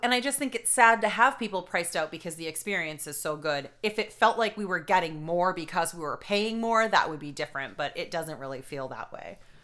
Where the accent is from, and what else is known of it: Boston, Massachusetts, United States; accent: Boston